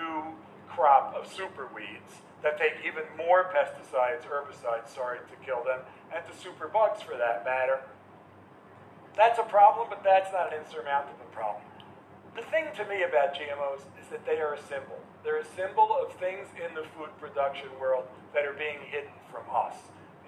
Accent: New York, United States; moved away as an adult; also born or lived in Massachusetts; I grew up in New York

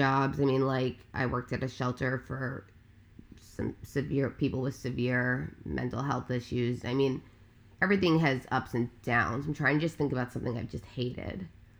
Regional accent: Long Island, New York, United States; I am born and raised on Long Island, on Long Island, which is like where the Hamptons

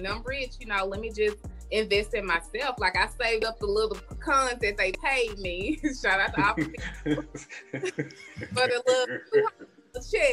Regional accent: Canton, Mississippi, United States; I grew up in a small town called Canton, Mississippi.

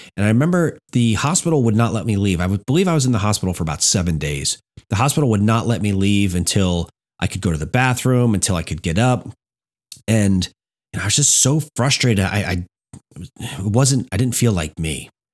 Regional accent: Hamburg, New Jersey, United States; I grew up in Hamburg, New Jersey

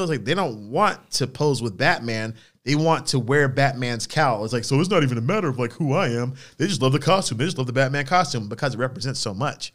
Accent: United States; We are American

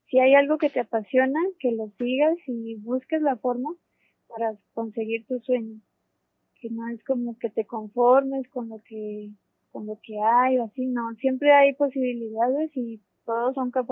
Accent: Popayán, Cauca, Colombia; born there; Sí, yo nací en Popayán, Colombia. Eh, yo hice allá mi licenciatura, estudié ingeniería física.

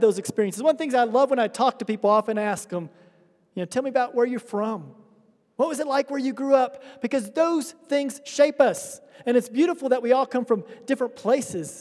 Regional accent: United States; moved away as an adult; now in Addis Ababa, Ethiopia; I grew up in the United States in a very small town, in a very small state that's known for high poverty

